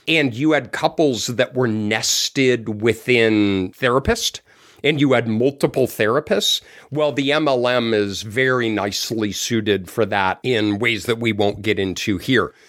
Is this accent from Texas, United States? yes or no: no; Colorado, United States; moved away; I'm from Colorado. It's a square state